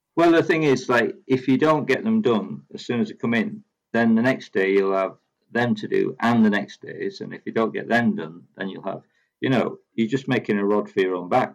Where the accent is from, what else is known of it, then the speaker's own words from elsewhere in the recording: Yorkshire and the Humber, United Kingdom; I am from Yorkshire